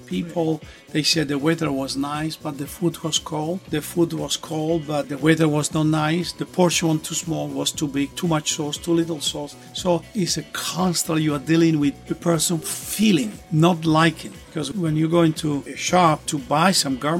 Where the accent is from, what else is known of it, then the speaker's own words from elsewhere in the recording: Italy; moved away; I was born in Italy. And I started at a younger age back in my home country in Italy